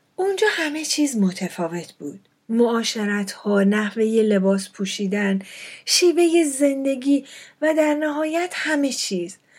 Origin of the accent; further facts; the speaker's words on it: Fars, Iran; moved away as an adult; also born or lived in Shiraz / Dubai / Europe; اولین مهاجرت زندگیم وقتی اتفاق افتاد که تقریبا ده ساله بودم خونواده به خاطر فراهم آوردن امکانات تحصیلی بیشتر و بهتر برای بچه ها تصمیم گرفتن از یکی از شهرستان های استان فارس به شیراز مهاجرت کنند